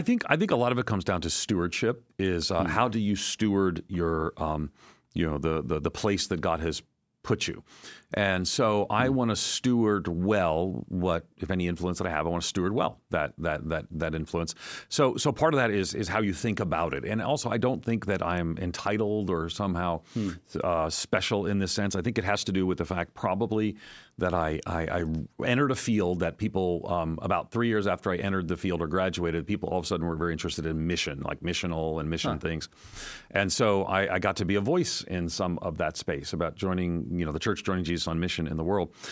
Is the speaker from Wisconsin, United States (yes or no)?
no; outside of New York City, United States; moved away as an adult; also born or lived in Nashville, Tennessee / Chicago, Illinois; born and grew up outside of New York City